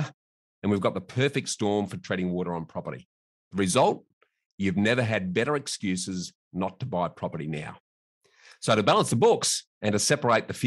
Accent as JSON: {"language": "English", "town": "Adelaide", "region": "South Australia", "country": "Australia", "tie": "born or raised there", "said": "my hometown of Adelaide"}